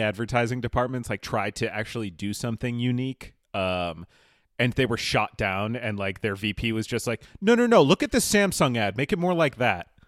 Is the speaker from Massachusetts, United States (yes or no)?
yes; Holliston, Massachusetts, United States; I grew up outside of Boston, uh, in a tiny little suburb called Holliston